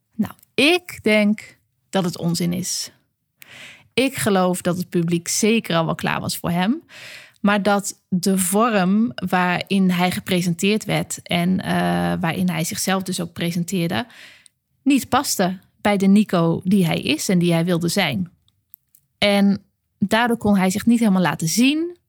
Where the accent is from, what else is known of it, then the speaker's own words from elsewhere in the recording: Groningen, Netherlands; ik ben natuurlijk een uit de Groninger, Groninger klei getrokken filosoof